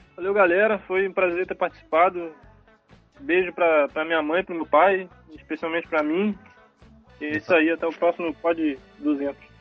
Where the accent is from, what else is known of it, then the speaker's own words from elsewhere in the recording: Cabo Frio, Rio de Janeiro, Brazil; eu sou de Cabo Frio